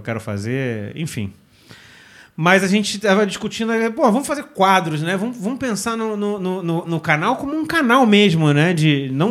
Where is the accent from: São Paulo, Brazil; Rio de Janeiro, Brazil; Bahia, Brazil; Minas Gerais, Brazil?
Rio de Janeiro, Brazil; a gente é da Zona Oeste